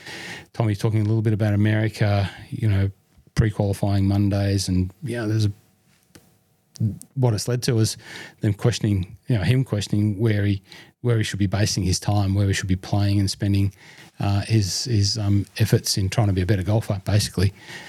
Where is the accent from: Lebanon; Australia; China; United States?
Australia; South Australia; from South Australia. Fantastic.